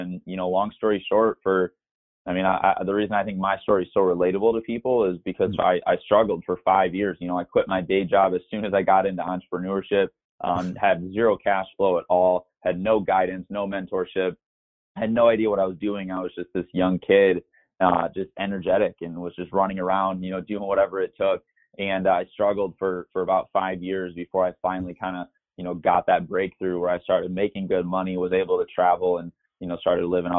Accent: Michigan, United States; moved away as an adult; now in Scottsdale, United States; I'm originally from the Midwest, grew up in Michigan

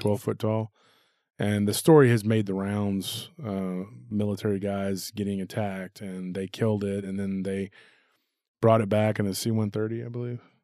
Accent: Texas, United States; That's not how everybody talks just here in Texas.

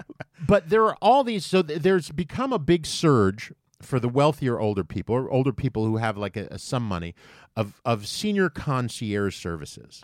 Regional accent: New York, United States; I am from New York for the most part

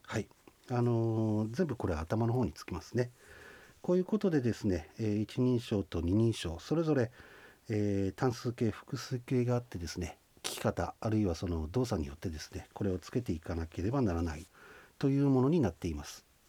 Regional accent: Shinhidaka, Hokkaido, Japan; accent: Shizunai dialect (Ainu); 静内方言静内に住んでおりますので静内方言を使っている

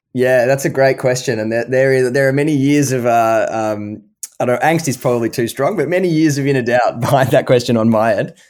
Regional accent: Melbourne, Victoria, Australia; moved away as an adult; now in Boston, United States; being Australian

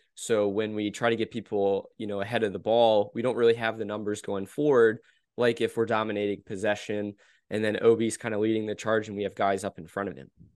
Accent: United States; we're American

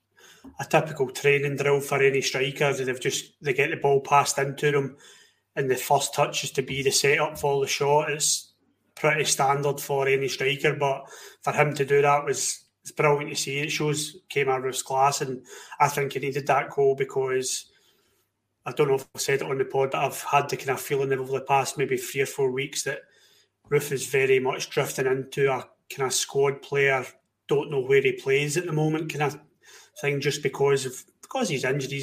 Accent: Scotland, United Kingdom; We're Scottish, we're British.

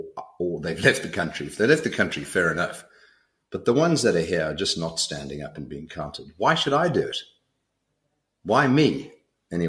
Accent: South Africa; moved away as an adult; And I am South African. I came back from 31 years overseas. I live in South Africa.

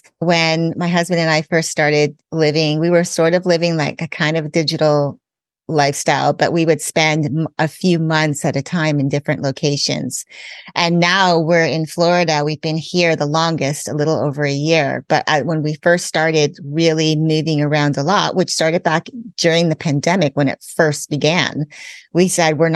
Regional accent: Canada; I grew up in Canada. I'm also a US citizen, so I have dual citizenship

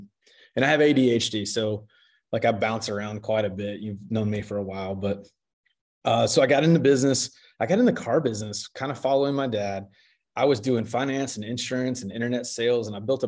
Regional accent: Charlotte, North Carolina, United States; born there; So I was born in Charlotte. So that makes me kind of a unicorn here.

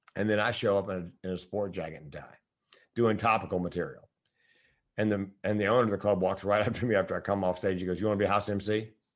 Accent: the South, United States; I'm from the South

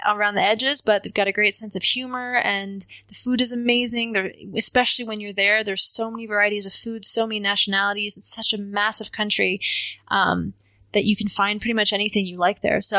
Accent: New York, United States; also born or lived in Seattle; Um, mostly, mostly New York, uh, Westchester County. But we um, we traveled

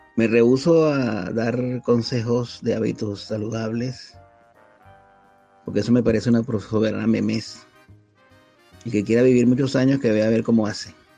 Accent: Venezuela; moved away as an adult; now in Spain

